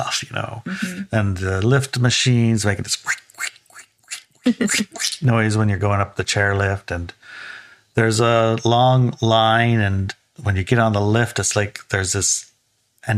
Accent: Juneau, Alaska, United States; I grew up in Alaska. In Alaska, we had the town I lived in, Juneau, we had a ski resort

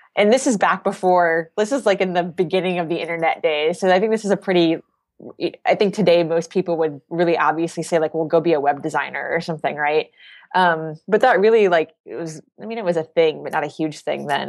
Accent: Indianapolis, Indiana, United States; moved away as an adult; now in Boston, United States; I grew up in the Midwest. I lived in Indiana for a really long time

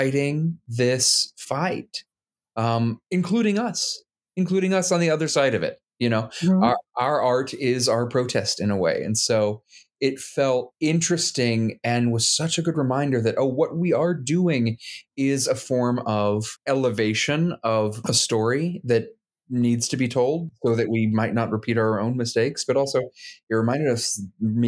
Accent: Midland, Texas, United States; I'm a Texan. I was born in Midland, Texas

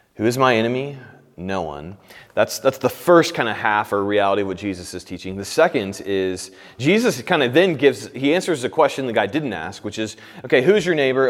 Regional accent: Indiana, United States; now in Kansas City, United States; I'm from Indiana

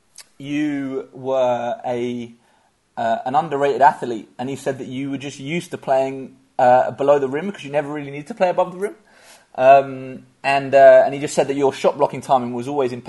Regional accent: Eastbourne, South East England, United Kingdom; now in London, United Kingdom; I grew up in Eastbourne on the southeast coast, which is, you know, middle of nowhere.

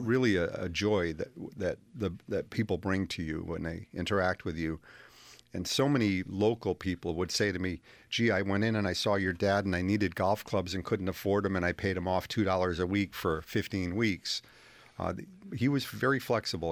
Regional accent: Willimantic, Connecticut, United States; also born or lived in Manchester, Connecticut / Columbia, Connecticut; my parents moved to Willimantic when I was four years old

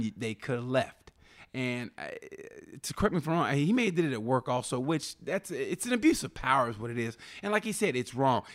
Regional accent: Muskogee, Oklahoma, United States; moved away; I grew up in Muskogee, Oklahoma

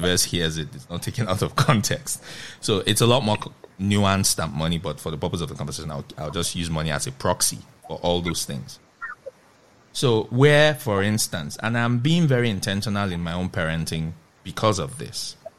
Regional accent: Nigeria; a Nigerian living in Nigeria at this moment in time

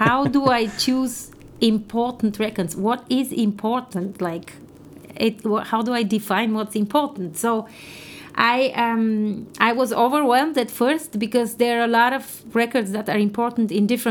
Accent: Bulgaria; moved away; in my early education in Bulgaria, I come from Bulgaria, which was a communist country at the time, and I studied in a very traditional specialized music school

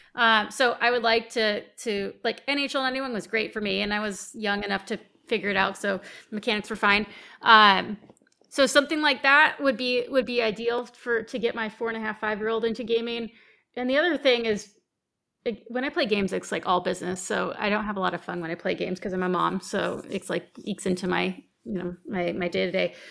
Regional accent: United States; I'm American.

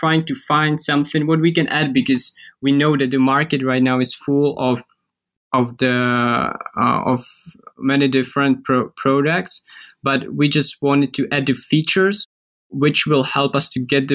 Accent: Czechia; we are from Central Europe, we can say Czech Republic

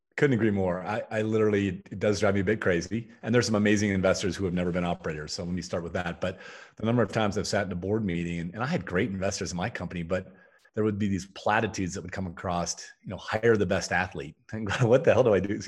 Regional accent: Toledo, Ohio, United States; I grew up in Toledo, Ohio.

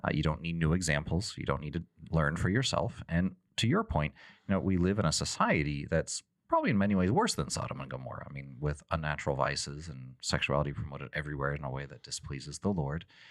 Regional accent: Texas, United States; when I grew up in Texas

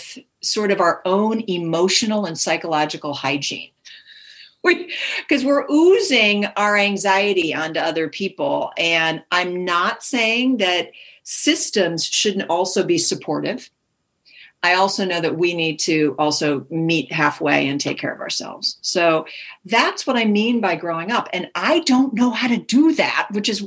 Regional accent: Minnesota, United States; now in Palo Alto, United States; I grew up in the Midwest. I grew up in Minnesota

